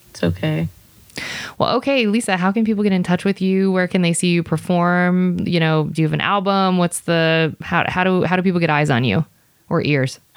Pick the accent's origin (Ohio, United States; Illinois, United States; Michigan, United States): Ohio, United States; I'm from Ohio.